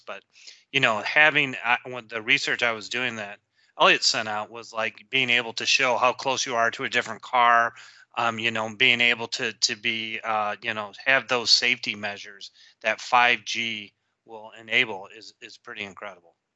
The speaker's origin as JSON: {"language": "English", "town": "Detroit", "region": "Michigan", "country": "United States", "tie": "born or raised there", "said": "I grew up in the Detroit area"}